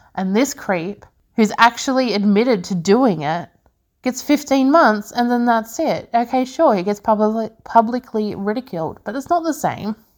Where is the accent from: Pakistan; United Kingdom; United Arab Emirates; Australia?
Australia; I'm from Australia